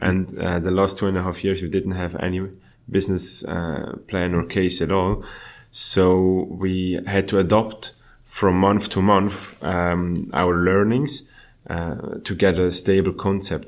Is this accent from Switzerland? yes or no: yes; Switzerland; my hometown.